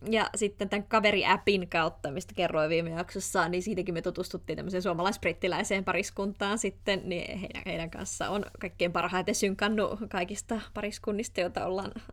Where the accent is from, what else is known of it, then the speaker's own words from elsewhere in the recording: Finland; moved away as an adult; now in Netherlands; mekin ollaan Suomesta